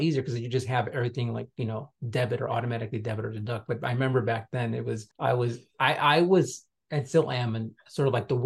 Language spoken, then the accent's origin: English; Chicago, Illinois, United States; I grew up on the south side.